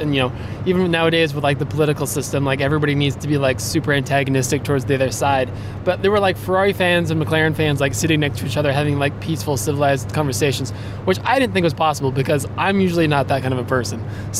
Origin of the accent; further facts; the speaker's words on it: United States; being an American